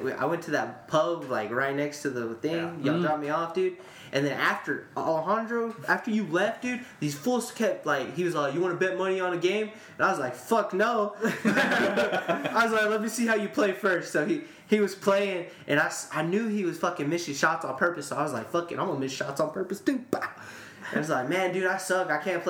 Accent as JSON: {"language": "English", "region": "Texas", "country": "United States", "said": "I'm from Texas."}